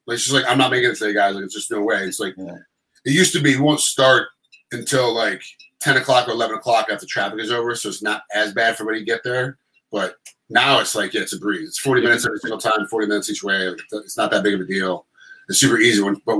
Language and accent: English; Rochester, New York, United States; moved away; I'm from Rochester, New York.